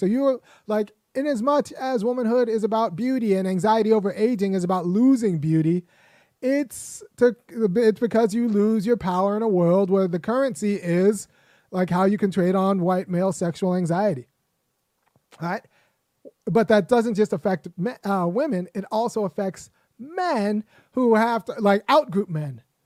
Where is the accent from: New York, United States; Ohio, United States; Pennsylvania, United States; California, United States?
California, United States; as a young boy growing up in California